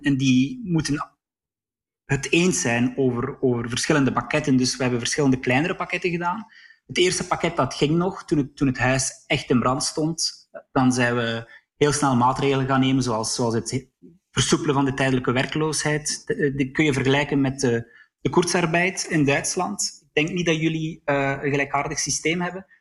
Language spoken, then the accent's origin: Dutch; near Sluis, on the Dutch border, Flanders, Belgium; Ik ben zelf opgegroeid aan de Nederlandse grens in de buurt van Sluis